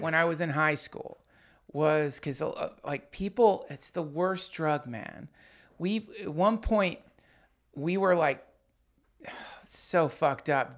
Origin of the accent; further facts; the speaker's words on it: Hendersonville, North Carolina, United States; when I was growing up in Hendersonville, North Carolina